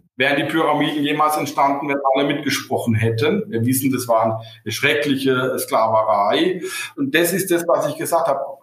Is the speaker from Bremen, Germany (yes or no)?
no; Rhineland-Palatinate, Germany; now in Cologne, Germany; bin ein Pfälzer, bin kein Kölsch, ja, und bin ja in der Nähe geboren worden